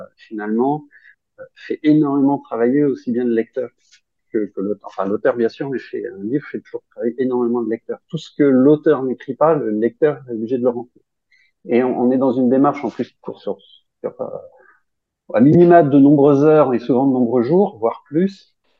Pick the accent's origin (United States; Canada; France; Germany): France; Grenoble, Auvergne-Rhône-Alpes; je suis grenoblois